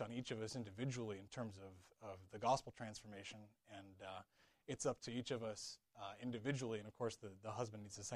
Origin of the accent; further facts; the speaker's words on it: Michigan, United States; moved away as an adult; also born or lived in California; I moved across the country from Michigan to California